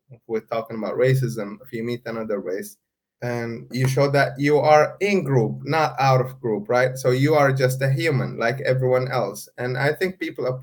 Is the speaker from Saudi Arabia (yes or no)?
yes; Saudi Arabia; after I said I come from Saudi Arabia, that person was not very happy